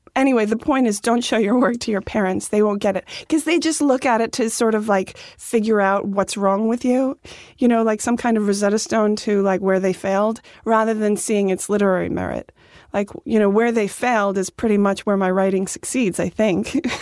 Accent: Dix Hills, New York, United States; born or raised there

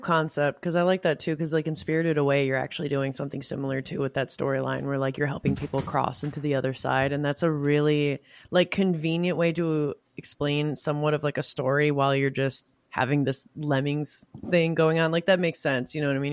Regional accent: Michigan, United States; I'm from Michigan

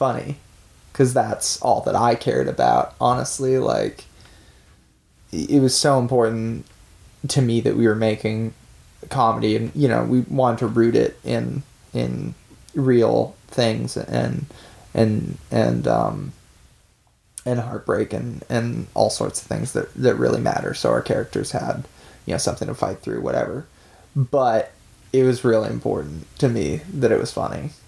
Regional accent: Vancouver, British Columbia, Canada; we're two kids from Vancouver

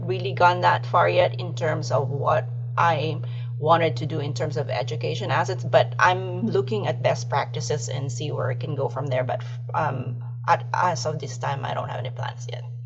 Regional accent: Philippines; moved away; I'm originally from the Philippines

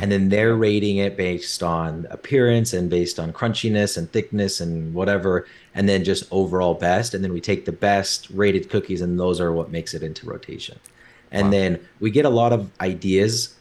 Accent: Orem, Utah, United States; grew up in Orem, Utah.

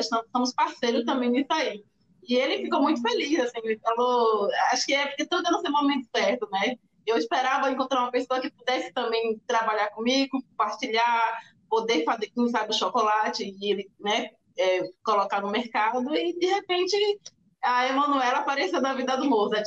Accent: Salvador, Bahia, Brazil; moved away as an adult; now in Porto Seguro, Brazil; Vim de Salvador, nasci em Salvador, Bahia. Ah, sou do bairro de Itapuã, que também é, uma, é um bairro de litoral norte, né? Praia. Então eu já cresci já nesse, nessa na natureza

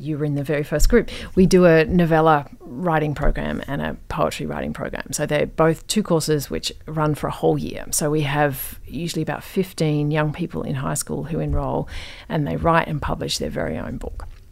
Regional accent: Perth, Western Australia, Australia; moved away; also born or lived in England; when I was growing up in Perth, which is like incredibly hot

